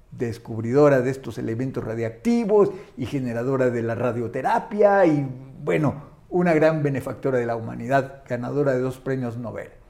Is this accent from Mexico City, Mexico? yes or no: no; Chiapas, Mexico; Soy chiapaneco